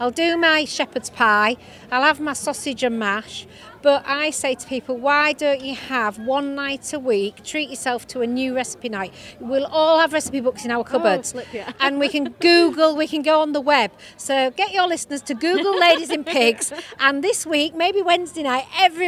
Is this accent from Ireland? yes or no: no; Yorkshire and the Humber, United Kingdom; accent: Yorkshire; I'm from Yorkshire, if you may know by my accent